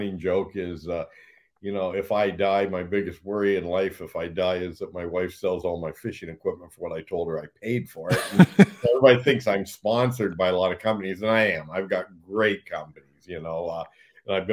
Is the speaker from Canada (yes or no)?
yes; Blenheim, Ontario, Canada; me and another buddy from Blenheim, my hometown